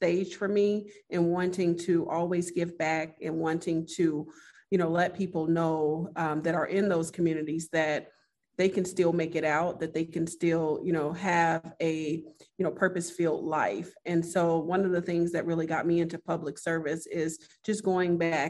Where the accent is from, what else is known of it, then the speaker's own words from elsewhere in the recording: Chicago, Illinois, United States; I was born and raised on the south side of Chicago in the Roseland community.